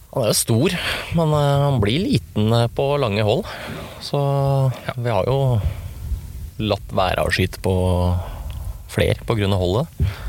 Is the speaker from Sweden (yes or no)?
no; Sør-Odal, Innlandet, Norway; Født og oppvokst i Sør-Odal